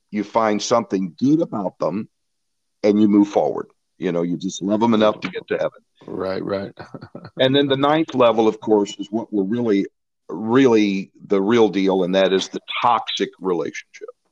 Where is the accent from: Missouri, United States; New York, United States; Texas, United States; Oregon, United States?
Missouri, United States; St. Louis; I grew up in St. Louis, Missouri